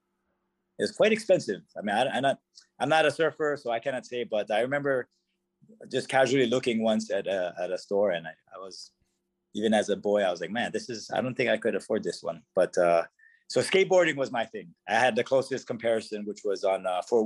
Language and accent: English; Hawaii, United States; moved away as an adult; also born or lived in Honolulu, Hawaii; now in Bellevue, United States; I'm from Hawaii originally, and before I moved up here